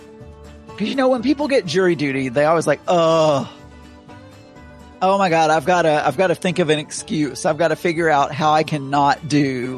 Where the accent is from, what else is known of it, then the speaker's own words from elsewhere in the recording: the South, United States; accent: Southern; also born or lived in England; I lost a little bit of my Southern accent